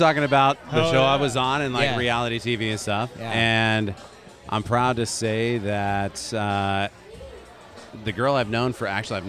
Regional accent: Elk Grove, California, United States; also born or lived in Sacramento / Davis; I grew up in Elk Grove.

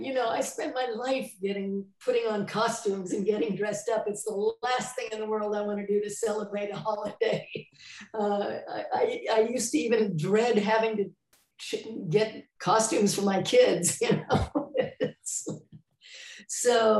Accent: San Jose, California, United States; moved away as an adult; also born or lived in New York; junior high and high school and 1 year of college in San Jose. So I'm probably from San Jose, but I moved to New York when I was 19. And so I always say I was raised in California, but I grew up in New York.

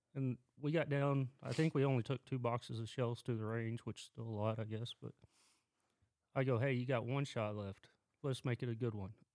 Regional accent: Lawton, Oklahoma, United States; moved away as an adult; I was born and raised around Lawton, which is southwest corner of Oklahoma.

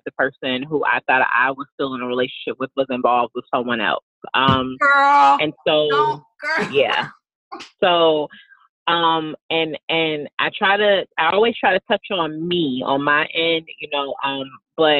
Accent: Virginia, United States; moved away as an adult; also born or lived in Texas; I ended up moving back to my hometown in Virginia

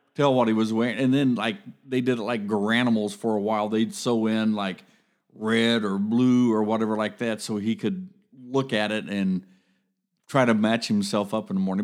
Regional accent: Columbus, Ohio, United States; I grew up in Columbus

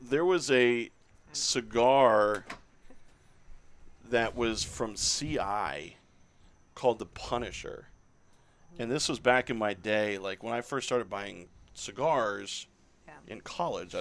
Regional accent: Orlando, Florida, United States; I grew up in Orlando

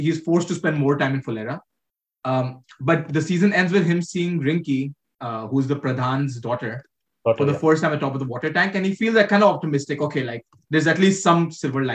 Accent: Uttar Pradesh, India; we are also from parts of UP

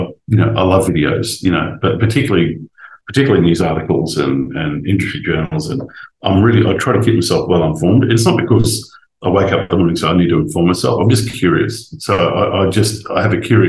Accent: Rockhampton, Queensland, Australia; moved away; When I grew up in Central Queensland, you had to make your own fun.

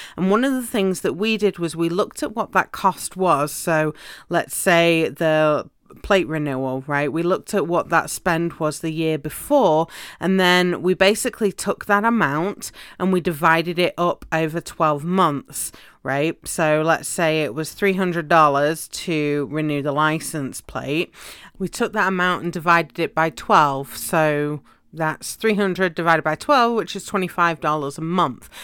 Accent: United Kingdom; moved away as an adult; now in United States; where I lived in the U K, when I was a, um, at university in one city and then I would travel home because I had a job in my hometown

